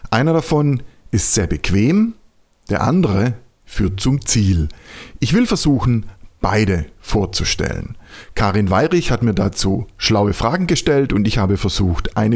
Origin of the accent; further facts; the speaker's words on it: Germany; da, da, sind wir Deutsche vielleicht noch nicht so weit, ja, weil wir einfach eine andere Tradition, eine andere Geschichte haben.